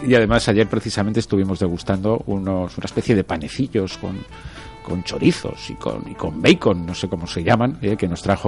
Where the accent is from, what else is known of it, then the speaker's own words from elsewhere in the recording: Torrent, Valencian Community, Spain; soy de, de Torrent